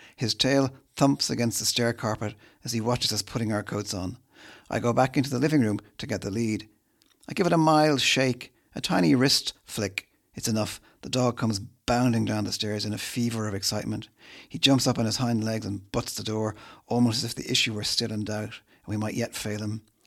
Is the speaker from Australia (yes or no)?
no; Dublin, Leinster, Ireland; I'm not from Dublin. I came here as a child